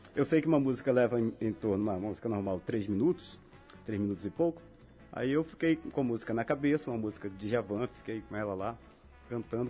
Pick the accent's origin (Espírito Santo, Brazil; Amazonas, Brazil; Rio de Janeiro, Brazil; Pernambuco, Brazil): Amazonas, Brazil; Manaus; moved away as an adult; now in Natal, Brazil; eu nasci em Manaus, né? Mas a minha família é toda de uma cidade chamada Itacoatiara, que fica à margem do Rio Amazonas. E vivi em Manaus até os meus 25 anos